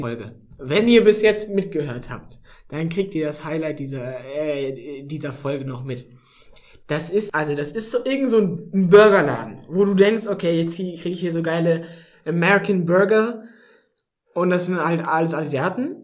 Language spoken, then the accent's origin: German; North Rhine-Westphalia, Germany; moved away as an adult; also born or lived in Baden-Württemberg; now in Tübingen, Germany; in NRW, so wo ich herkomme